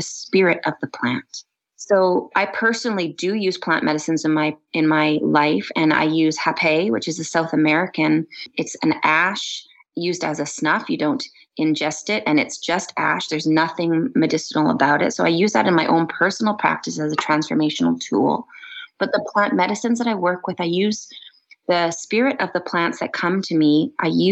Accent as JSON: {"language": "English", "area": "Vancouver Island", "region": "British Columbia", "country": "Canada", "tie": "born or raised there", "lives_now": "Kelowna, Canada", "said": "Western Red Cedar, which I grew up with on Vancouver Island"}